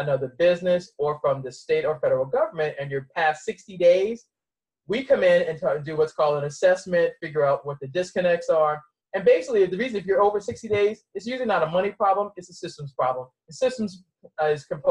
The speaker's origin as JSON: {"language": "English", "town": "Boston", "region": "Massachusetts", "country": "United States", "tie": "born or raised there", "also_born_or_lived": "Mount Olive, North Carolina", "said": "I was raised in Boston and spent my summers in North Carolina"}